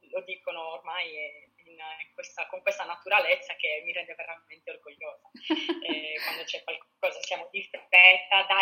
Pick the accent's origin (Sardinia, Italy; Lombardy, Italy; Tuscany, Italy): Sardinia, Italy; ma soprattutto in Sardegna ce l'abbiamo, io penso che ce l'abbiamo proprio nel, nel sangue, essere ospitali